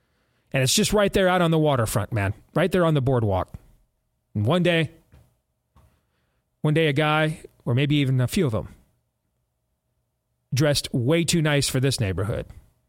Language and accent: English; Iowa, United States; I grew up in Iowa on my family's farm.